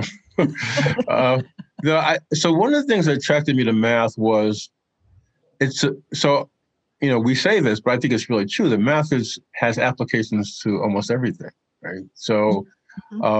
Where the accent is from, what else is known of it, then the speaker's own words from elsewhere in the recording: New York City, New York, United States; I grew up in Brooklyn